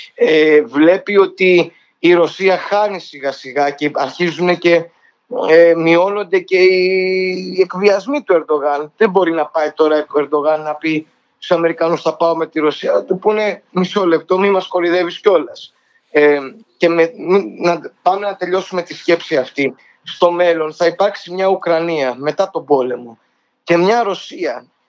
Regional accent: Greece; σαν Έλληνας

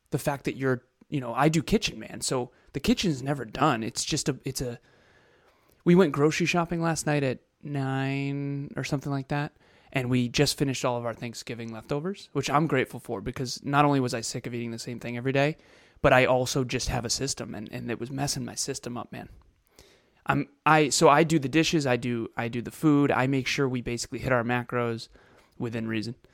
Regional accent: Melbourne, Victoria, Australia; Hey everyone … from Melbourne, Australia.

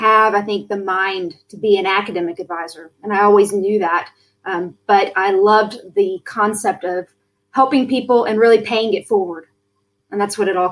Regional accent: United States; accent: American; moved away as an adult; also born or lived in Texas; now in Melbourne, Australia; you hear my good American accent

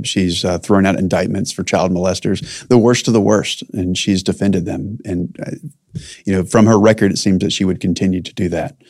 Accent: North Carolina, United States; I was born in North Carolina

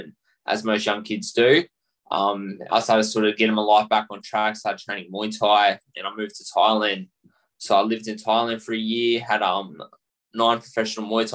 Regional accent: Australia; I'm Australian born and bred, born and raised here, and I'm Aussie at heart.

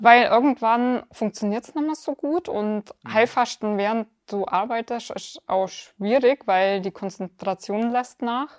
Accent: near Augsburg, Bavaria, Germany; aus in der Nähe von Augsburg

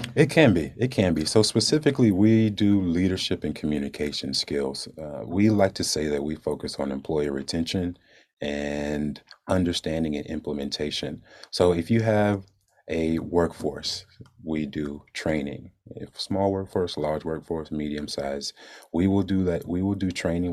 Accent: Jacksonville, Florida, United States; moved away as an adult; I'm from Jacksonville, born and raised

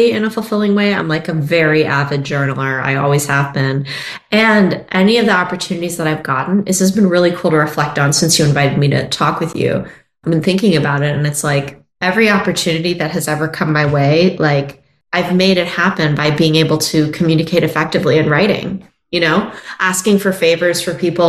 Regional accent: Maryland, United States; moved away as an adult; also born or lived in Ohio; now in Los Angeles, United States; I am from Maryland, outside the DC area.

